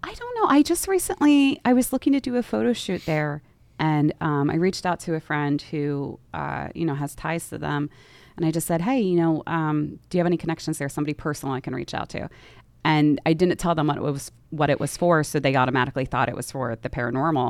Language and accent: English; outside Philadelphia, Pennsylvania, United States; I grew up outside the city